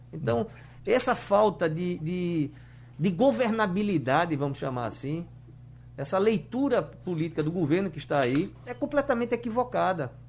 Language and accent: Portuguese; Brazil; Mas eu, como um bom brasileiro, é, na dificuldade fez com que a gente conseguisse crescer.